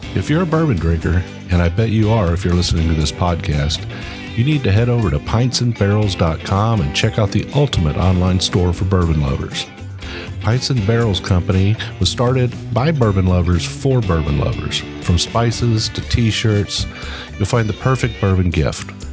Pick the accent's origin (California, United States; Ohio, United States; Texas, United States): Ohio, United States; now in Frankfort, United States; I'm originally from Ohio